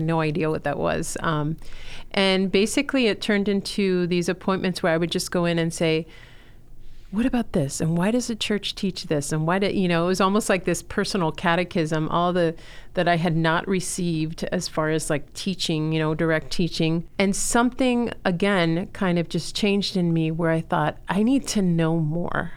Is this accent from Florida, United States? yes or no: yes; Miami, Florida, United States; also born or lived in Chile; I'm originally from Chile, was born there, and, um, grew up in Miami